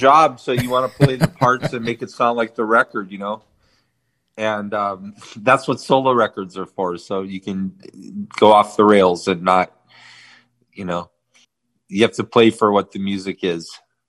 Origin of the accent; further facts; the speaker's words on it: Armenia; And then we're also going to be playing a festival in Armenia, my home country, in September.